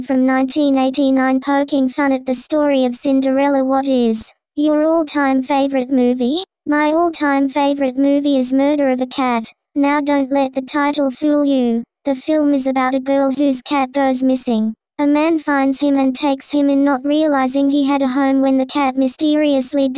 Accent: United States; I'm from America

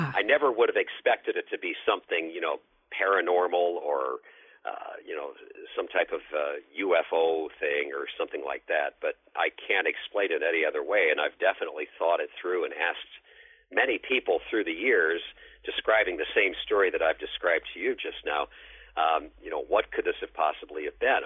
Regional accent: Northwest Indiana, United States; moved away; also born or lived in Berwyn, Illinois; I'm from Northwest Indiana originally

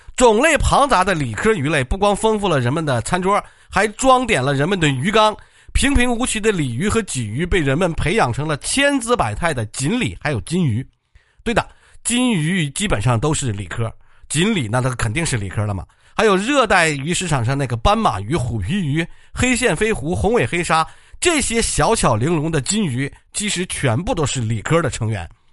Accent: China; 我们中国人

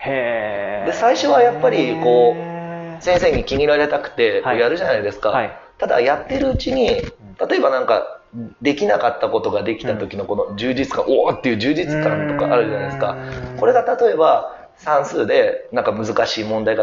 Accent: Tokyo, Japan; 僕の生まれは東京ですねただまあルーツをたどる時とまあ結局大阪が始

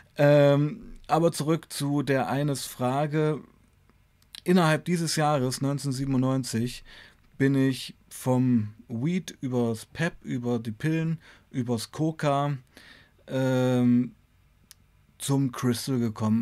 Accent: Weißenfels, Saxony-Anhalt, Germany; bei uns in Weißenfels war damals eine ganz starke Heroinszene

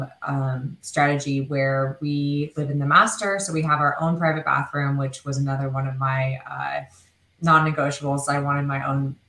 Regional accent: Oregon, United States; moved away as an adult; now in California, United States; I'm originally from Oregon

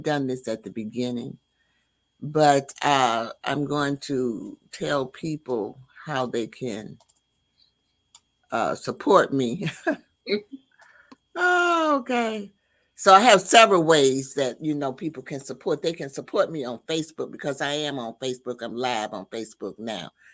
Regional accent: the South, United States; I'm from the South

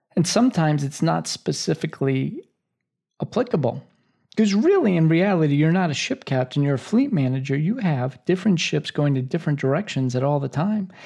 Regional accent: United States; as an American ship captain

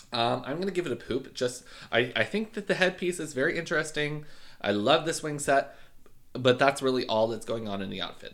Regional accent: Canada; I'm Canadian

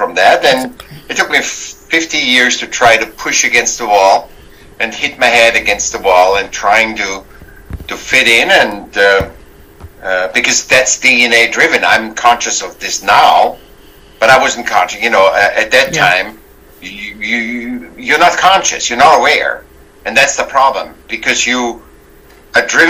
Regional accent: Vienna, Austria; I was born in Vienna, Austria

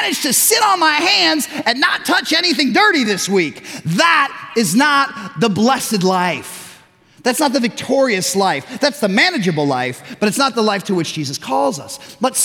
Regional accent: Chicago, Illinois, United States; also born or lived in Tucson / West Michigan; now in Zeeland, United States; We're growing up in Chicago, suburban Chicago

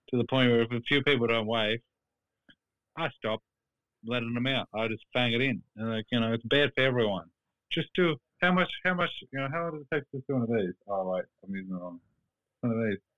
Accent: Brunswick, Victoria, Australia; I used to live in Brunswick. I grew up in Brunswick

